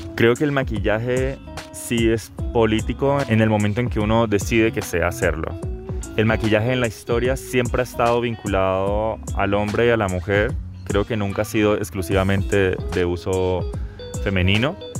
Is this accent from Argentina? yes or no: no; Bucaramanga, Santander, Colombia; now in Santiago, Chile; vivo en Santiago de Chile, pero nací acá en Bucaramanga el año 95